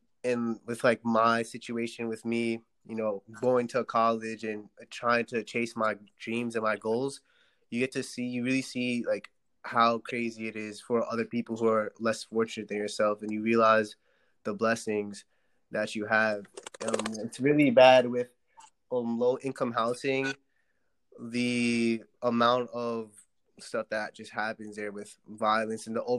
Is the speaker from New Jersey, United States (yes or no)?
no; New York City, New York, United States; I was born in Brooklyn in Bed-Stuy